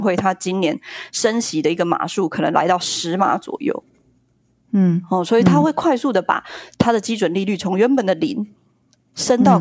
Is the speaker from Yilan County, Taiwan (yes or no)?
yes; Yilan, Yilan County, Taiwan; 三个小孩，在宜兰，那个时候我们是，我们是宜兰人